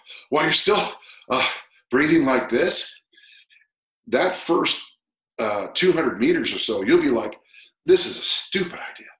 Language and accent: English; United States; I'm an American